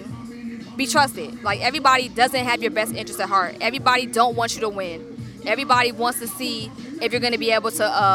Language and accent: English; Stone Mountain, Georgia, United States; I'm from Stone Mountain